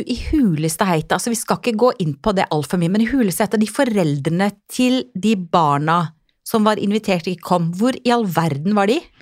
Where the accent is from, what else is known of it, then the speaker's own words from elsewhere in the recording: Finnmark, Norway; now in Southern Norway; jeg er jo finnmarking